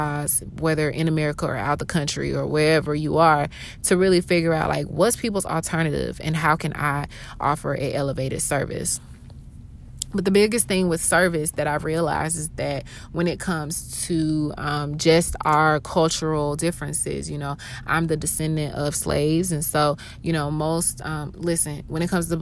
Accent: Atlanta, Georgia, United States; also born or lived in Augusta, Georgia; I was born in Augusta, Georgia, moved to Atlanta, Georgia that same year. And so I'm born and raised in Atlanta, basically.

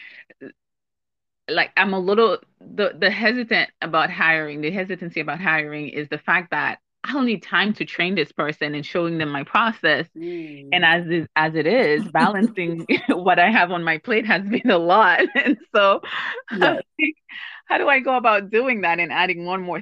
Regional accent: Haiti; moved away; I'm from Haiti. I'm originally from Haiti

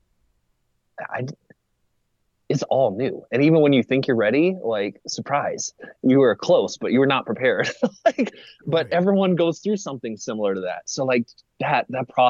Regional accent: Arizona, United States; I was born and raised in Arizona

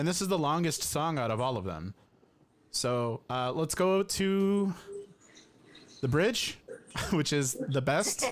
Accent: Addison, Illinois, United States; Addison Trail High School in Addison, Illinois, everybody. My hometown

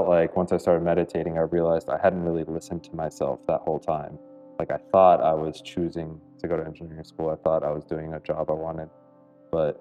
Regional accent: South Florida, United States; I grew up in South Florida, so back here

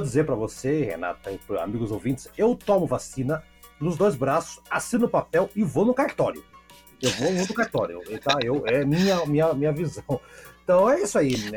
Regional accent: Curitiba, Paraná, Brazil; eu sou de Curitiba

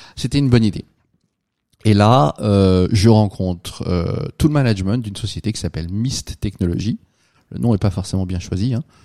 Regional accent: France; moved away as an adult; now in United States; je suis un Français, je suis là depuis quelques années

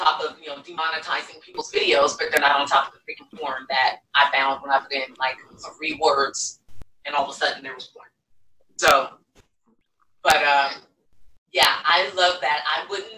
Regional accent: Elk Grove, California, United States; I grew up in Elk Grove. I don't know if you're familiar with that part of Sacramento

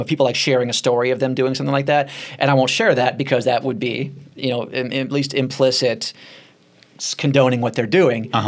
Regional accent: Nashville, Tennessee, United States; moved away; my hometown in Nashville

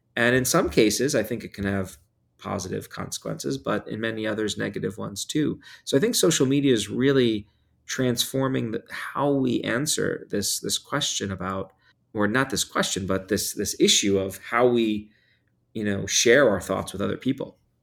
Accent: New York, United States; I grew up in New York

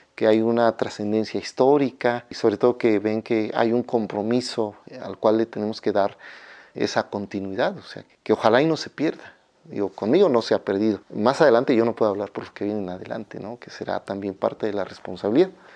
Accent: Mexico

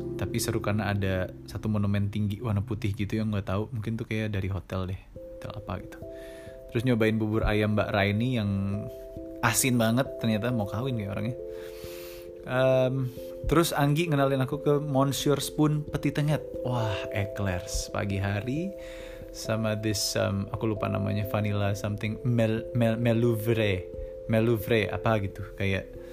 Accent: Bali, Indonesia; accent: Balinese; aku anak Bali

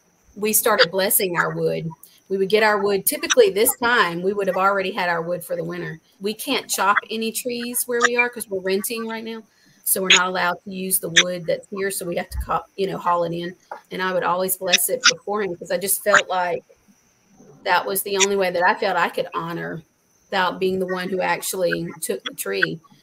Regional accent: South Carolina, United States; because we came from South Carolina where they shut down school for like sleeting

